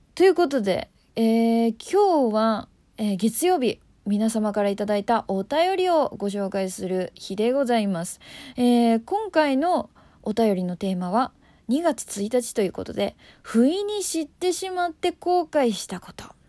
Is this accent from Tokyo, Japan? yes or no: yes; Tokyo, Japan; 私東京出身なんですけど